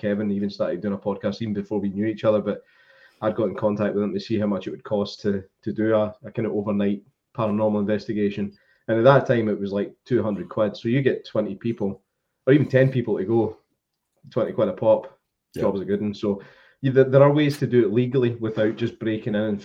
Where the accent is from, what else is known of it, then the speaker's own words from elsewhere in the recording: Bangor Hospital, West Lothian, Scotland, United Kingdom; Bangor was it's a hospital I was born